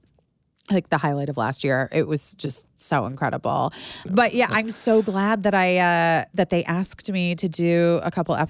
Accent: Arizona, United States; I am from Arizona

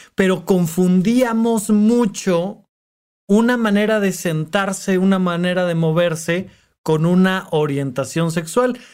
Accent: Toluca, State of Mexico, Mexico; moved away as an adult; now in Mexico City, Mexico; en Toluca, de donde yo soy

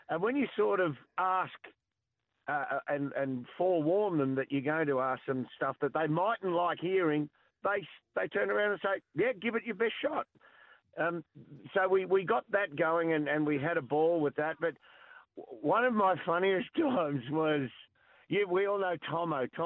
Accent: Lara, Victoria, Australia; Oh, I'm lucky. I'm from Lara, so

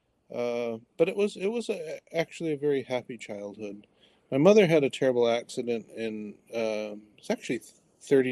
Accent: Detroit, Michigan, United States; I grew up in Detroit. So Southeast Michigan

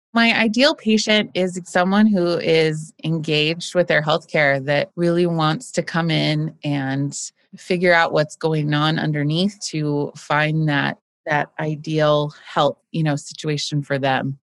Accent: Boise, Idaho, United States; my growing up in Boise

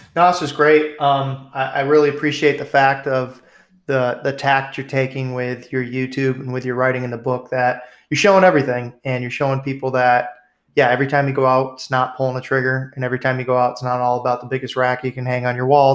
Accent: New England, United States; growing up in New England

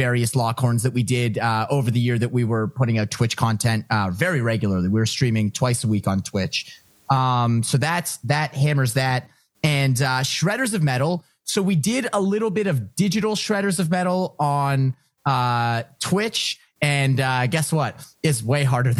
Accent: Ottawa, Ontario, Canada; moved away as an adult; also born or lived in Toronto; I'm from Ottawa, so whether or not I wanted to learn French, I learned French

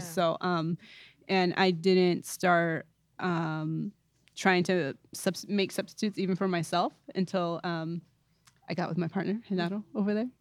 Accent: East Bay, Northern California, United States; I'm from Northern California, so I'm from the East Bay area

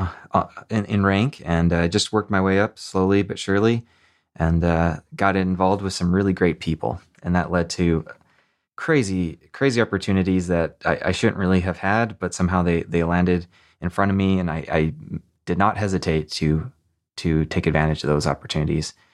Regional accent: Montana, United States; I grew up in Montana

